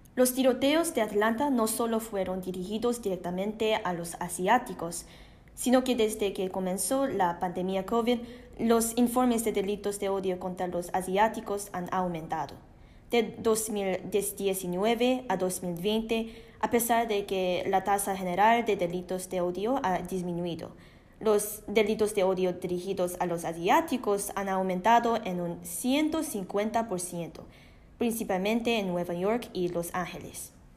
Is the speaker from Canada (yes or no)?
yes; Canada; soy una canadiense china de primera generación